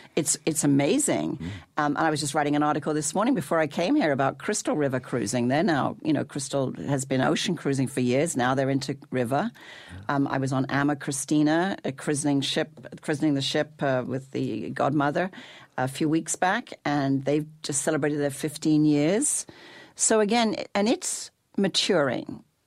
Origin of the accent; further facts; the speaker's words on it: England, United Kingdom; when I was growing up in England, I had a, an English mummy and a Canadian daddy